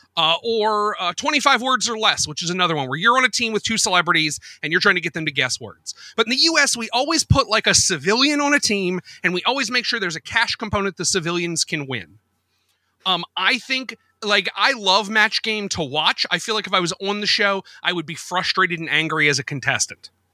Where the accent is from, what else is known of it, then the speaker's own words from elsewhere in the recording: United States; being American